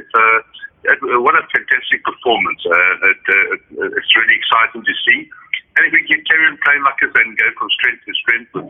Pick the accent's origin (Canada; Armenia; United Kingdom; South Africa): South Africa; I'm so happy that I'm South African